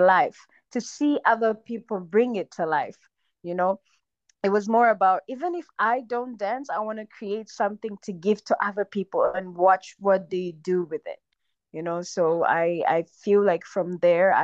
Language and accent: English; Rwanda; moved away as an adult; also born or lived in China; I was born in Rwanda. I really love my country